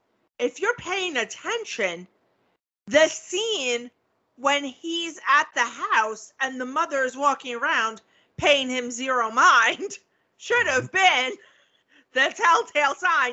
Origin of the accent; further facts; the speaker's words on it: New York, United States; I am a New Yorker.